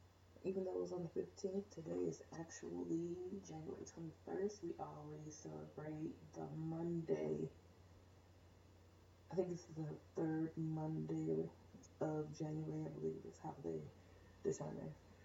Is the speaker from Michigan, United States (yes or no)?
yes; Detroit, Michigan, United States; moved away; growing up in Detroit and living here in this very diverse element